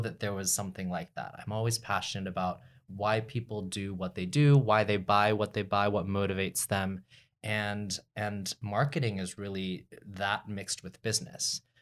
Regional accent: Dallas, Texas, United States; also born or lived in Austin; I was born and raised in Dallas, so I'm a Texas, Texas

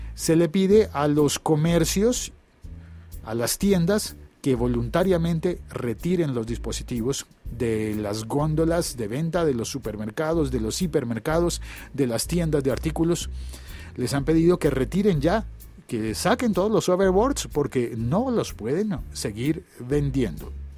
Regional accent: Colombia; en mi país, en Colombia

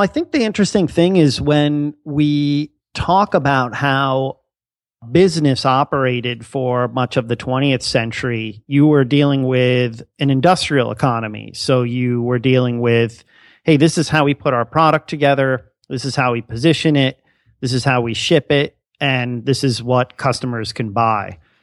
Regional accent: Bethlehem, Pennsylvania, United States; I'm actually a local that uh, went to the school. So uh, you know, grew up in in that whole area

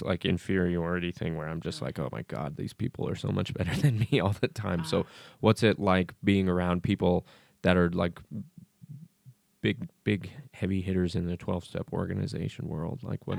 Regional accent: Kentucky, United States; because I'm fucking from Shytucky.

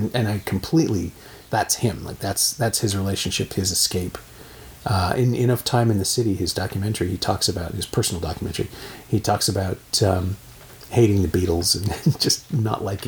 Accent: Canada; I grew up in Canada

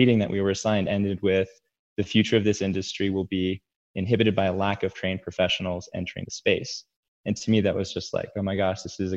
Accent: San Diego, California, United States; moved away; also born or lived in New Mexico; I grew up mostly in San Diego, California.

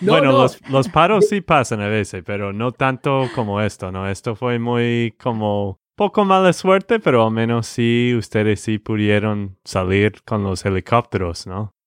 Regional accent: Texas, United States; de Texas, Estados Unidos

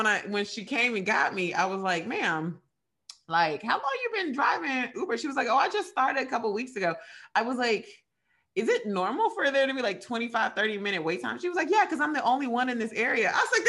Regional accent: Radcliff, Kentucky, United States; moved away; I'm from Radcliffe, Kentucky. It's like a really small town

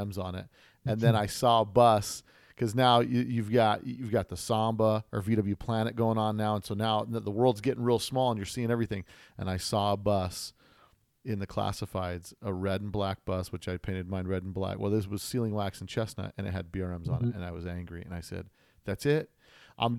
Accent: United States; we here in the stateside, you know, me growing up in the 80s

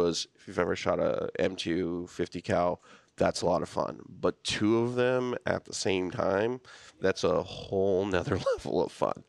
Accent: Tehachapi, California, United States; moved away as an adult; also born or lived in Oregon / Washington; I grew up in Southern California

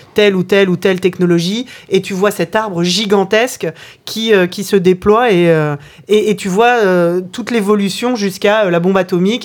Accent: Orléans, Centre-Val de Loire, France; je, suis né dans une ville qui s'appelle Orléans

